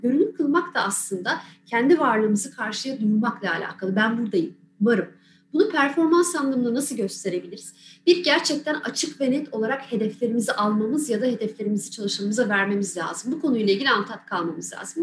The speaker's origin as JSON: {"language": "Turkish", "region": "Balıkesir", "country": "Turkey", "tie": "born or raised there", "moved": "as an adult", "said": "Aslen Balıkesirliyim, ailem de orada. Üniversiteyle beraber buraya geldim."}